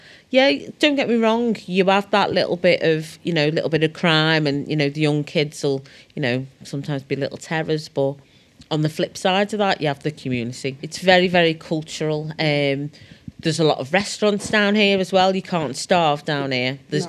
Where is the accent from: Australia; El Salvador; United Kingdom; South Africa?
United Kingdom; Liverpool, North West England; I say I'm a Scouser, and then, like, my mum's from Barbados, and then my dad's from Nigeria, so I've got that culture.